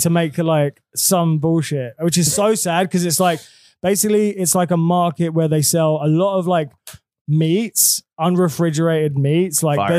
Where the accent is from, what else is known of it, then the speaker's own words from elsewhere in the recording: England, United Kingdom; now in New York, United States; I'm from England.